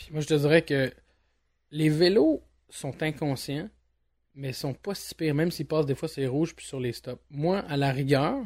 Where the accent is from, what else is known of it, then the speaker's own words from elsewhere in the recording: Montreal, Quebec, Canada; je suis un Montréalais depuis, euh, depuis ma tendre enfance, voire ma naissance